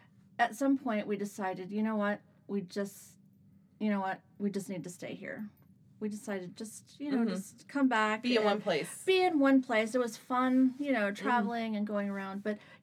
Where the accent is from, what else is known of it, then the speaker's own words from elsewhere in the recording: DeLand, Florida, United States; also born or lived in Naples, Florida / Iran / Turkey; now in Orlando, United States; I was born in Naples, Florida. I grew up in DeLand and stayed there.